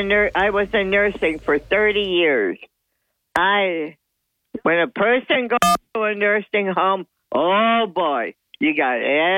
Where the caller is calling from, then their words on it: Dickinson, New York, United States; from the town of Dickerson.